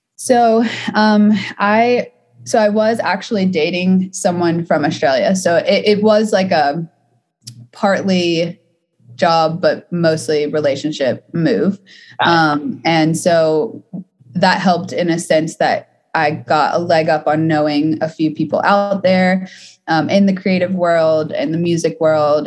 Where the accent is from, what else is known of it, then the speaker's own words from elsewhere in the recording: Atlanta, Georgia, United States; now in Los Angeles, United States; I'm from Atlanta, so I started on the East Coast in the South.